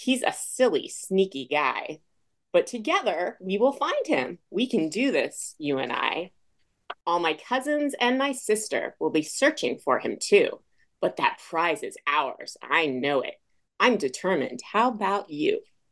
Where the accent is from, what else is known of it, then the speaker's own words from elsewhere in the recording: Foster City, California, United States; also born or lived in Smithtown, New York; my parents moved to the Bay Area in California, Foster City, when I was 2 years old, 2.5. And then I grew up out in the Bay Area